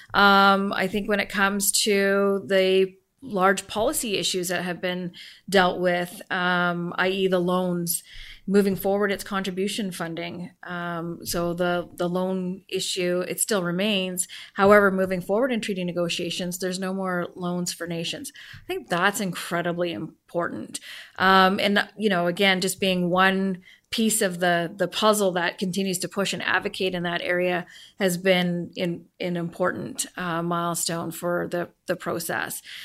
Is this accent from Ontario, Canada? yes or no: no; Vancouver, British Columbia, Canada; also born or lived in Port Alberni; born and raised in Vancouver, moved to Port Alberni, taking my entire family with me